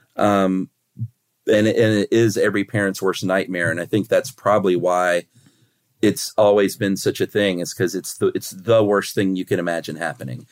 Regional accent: United States; as an American

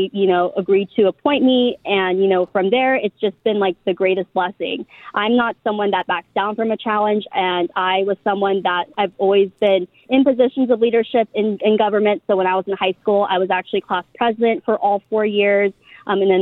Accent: San Diego, California, United States; I grew up in San Diego and I also went to public schools and university here.

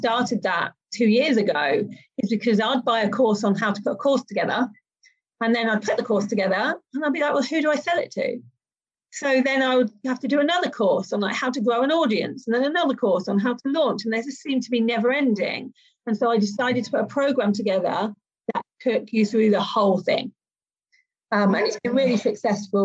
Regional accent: Malta; I'm from Malta

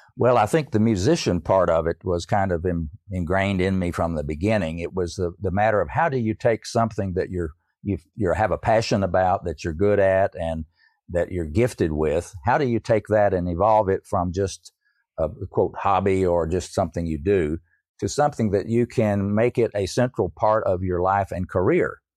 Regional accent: East Tennessee, United States; I grew up in East Tennessee. I'm a Tennessee hillbilly, I guess you could say.

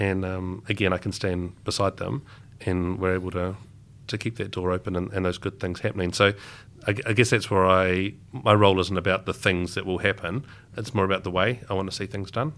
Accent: Darfield, Canterbury, New Zealand; growing up in Duffield, I had, I'd enjoyed leaving, um, as a kid

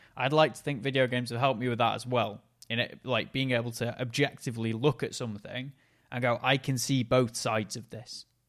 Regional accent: Macclesfield, North West England, United Kingdom; he came to my hometown

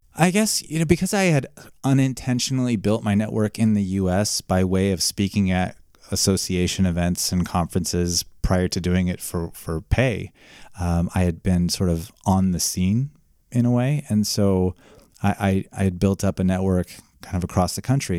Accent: Iowa, United States; moved away as an adult; also born or lived in Oregon; now in United Kingdom; I'm originally from Iowa

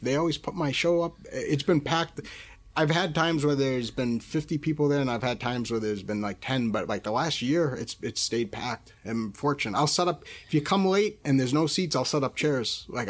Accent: New Hampshire, United States; born or raised there; moved away

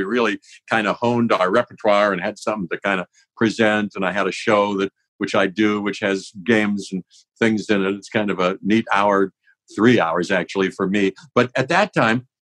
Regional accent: Pittsburgh, Pennsylvania, United States; I grew up in Pittsburgh

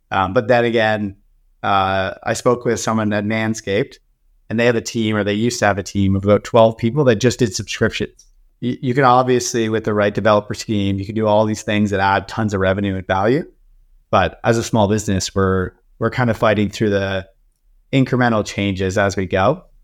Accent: Canada; No, we're Canadian, so we're not we're not allowed.

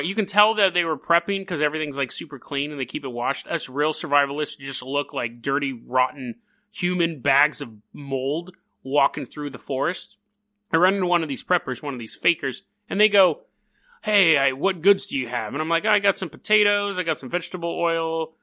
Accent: California, United States; I'm from California.

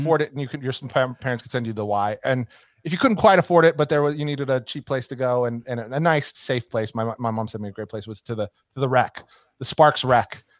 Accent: Nevada, United States; my growing up in Nevada

